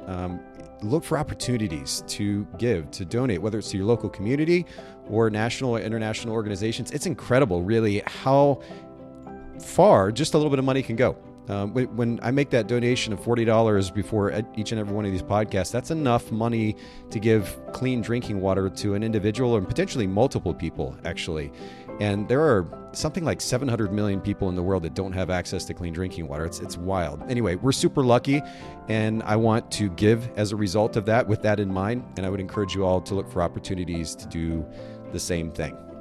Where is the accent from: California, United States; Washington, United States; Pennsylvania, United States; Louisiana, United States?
Washington, United States; Seattle; moved away; I actually grew up in Seattle, spent some time in Seattle when I was a kid